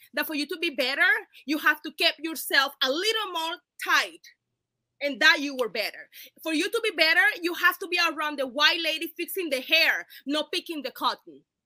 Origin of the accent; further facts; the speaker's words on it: Cartagena, Bolívar, Colombia; now in United States; I am from Cartagena, Colombia.